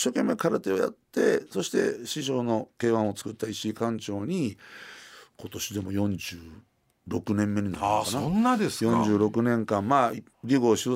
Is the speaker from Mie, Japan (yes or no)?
no; Osaka, Japan; also born or lived in Sakai / Kanazawa / Nagoya / Konan; 堺で生まれて3歳で金沢5歳で名古屋で愛知県の江南市でもう一回変わって小学校入学して2年生の時に静岡の沼津4